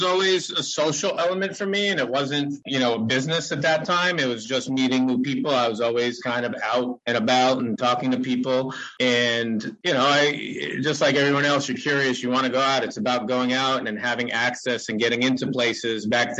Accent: New York City, New York, United States; moved away as an adult; also born or lived in Manhattan / Astoria, Queens; now in Boston, United States; I moved here in 1997. I grew up in New York. Was born in Manhattan and lived in Astoria, like most Greeks from New York and, you know, in the surrounding Queens areas.

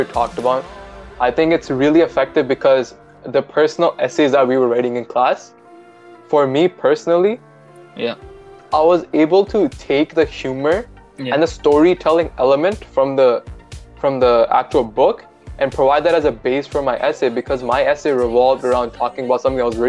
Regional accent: India; moved away; I grew up in India.

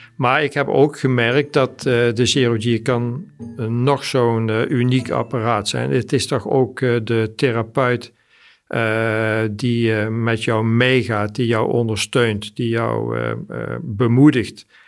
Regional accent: Mierlo, North Brabant, Netherlands; also born or lived in Sweden; ik kom uit Mierlo, ik ben 64 eh, jaar.

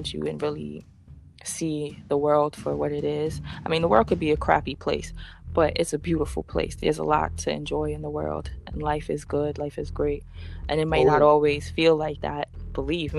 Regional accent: Dominica; now in New York, United States; I have family in Guadeloupe. I was born in Dominica

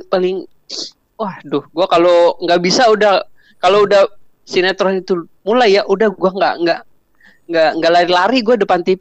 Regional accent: Painan, West Sumatra, Indonesia; Gue ada temen di Painan di kampung gue.

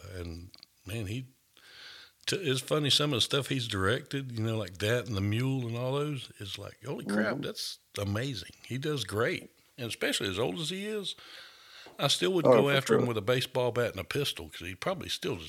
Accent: Augusta, Georgia, United States; I'm from Augusta or right outside of Augusta.

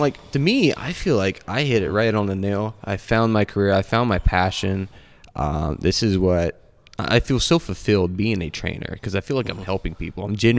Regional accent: Wilmington, Ohio, United States; moved away; I'm from Wilmington, Ohio, originally.

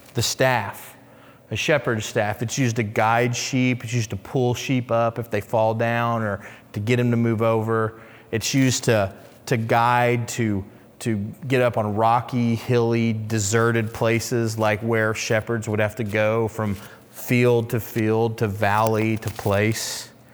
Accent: Oklahoma City, Oklahoma, United States; I grew up in Oklahoma City

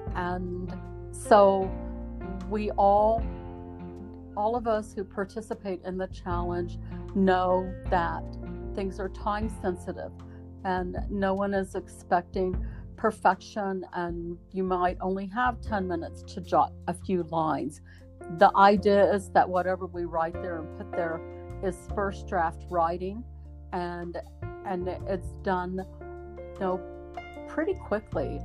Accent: Southwest Missouri, United States; now in Idaho, United States; growing up in Southwest Missouri and being a Missouri hillbilly

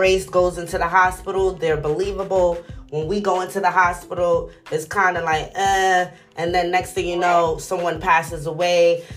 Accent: New York City, New York, United States; I'm from New York City

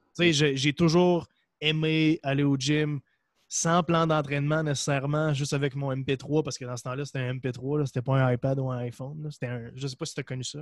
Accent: Percé, Quebec, Canada; also born or lived in Montreal; je viens d'un endroit en Gaspésie. en fait, je suis né à Montréal, puis euh, j'ai déménagé à l'âge de 5 ans en Gaspésie, dans un village qui s'appelle Percé

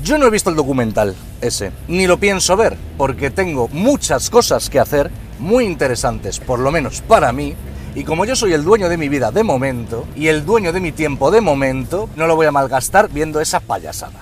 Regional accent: Spain; en mi país, en España

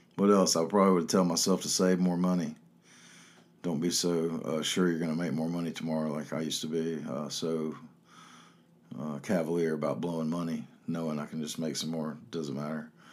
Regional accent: Chapel Hill, North Carolina, United States; growing up in Chapel Hill.

